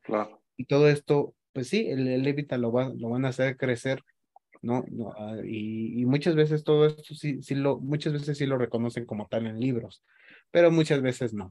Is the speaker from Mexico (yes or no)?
yes; Mexico; nuestra forma de ser como mexicanos